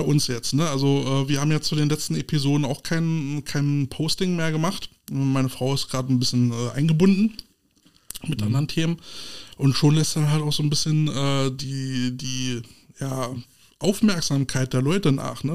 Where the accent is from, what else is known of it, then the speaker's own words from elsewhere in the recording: Berlin, Germany; wir als Berliner, als Preußen